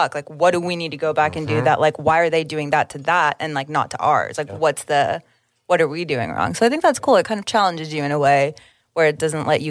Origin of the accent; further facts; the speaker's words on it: Oklahoma, United States; we're from Oklahoma.